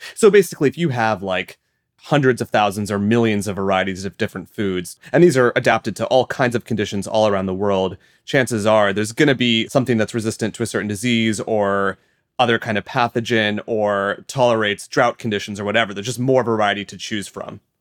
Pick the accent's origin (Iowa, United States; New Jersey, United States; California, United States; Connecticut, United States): Iowa, United States; I'm from Iowa in the U S and my house is not far at all from massive fields of corn and soy